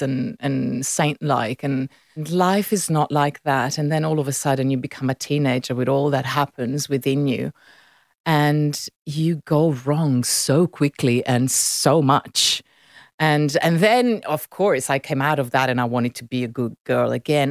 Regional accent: Milan, Lombardy, Italy; first language Italian; English is a second language; moved away as an adult; now in Sydney, Australia; I was born and raised in Milan, so I grew up in that beautiful city.

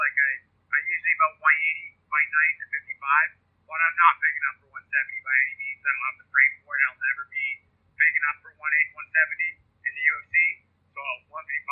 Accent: Vancouver, British Columbia, Canada; I'm from Vancouver.

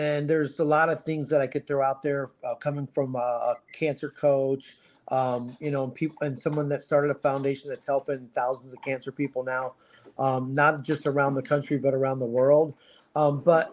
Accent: Ohio, United States; moved away as an adult; now in Scottsdale, United States; I was born in Ohio

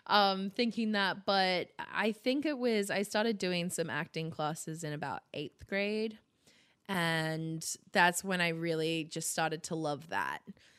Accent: Sydney, New South Wales, Australia; Yeah, I grew up in Sydney, the Northern Beaches.

